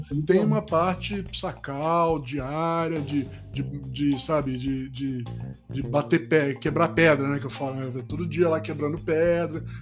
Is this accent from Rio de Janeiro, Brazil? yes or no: yes; Rio de Janeiro, Brazil; moved away as an adult; also born or lived in Itabira, Minas Gerais / São Paulo; não sou carioca, mas eu fui criado no Rio, por isso que eu tenho um pouquinho de sotaque ainda até hoje, né? Saí do Rio com 18 anos